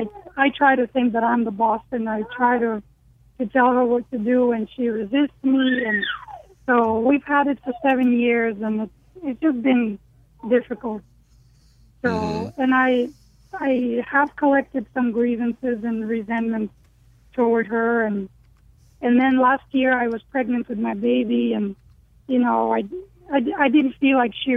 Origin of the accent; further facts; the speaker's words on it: Ukraine; I am from Ukraine.